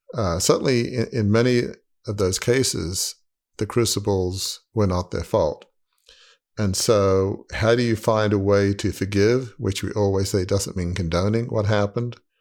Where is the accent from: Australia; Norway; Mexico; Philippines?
Australia; moved away as an adult; now in United States; growing up in Australia, sure, we had, you know, Christmas, uh, but we did not have Thanksgiving.